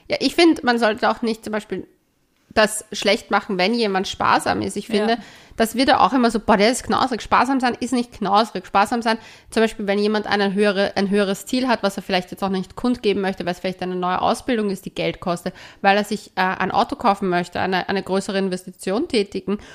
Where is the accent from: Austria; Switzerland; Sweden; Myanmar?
Austria; ich als Österreicherin